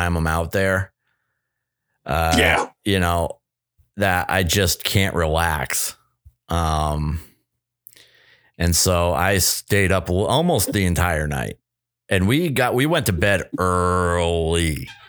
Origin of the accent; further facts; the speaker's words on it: New Hampshire, United States; moved away; I grew up in New Hampshire